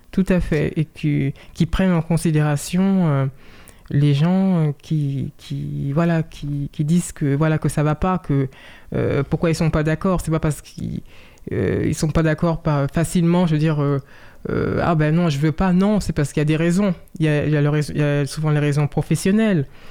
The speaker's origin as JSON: {"language": "French", "town": "Saint-Cloud", "region": "Île-de-France", "country": "France", "tie": "born or raised there", "said": "Je suis né en France, euh, à Saint-Cloud, dans les Hauts-de-Seine"}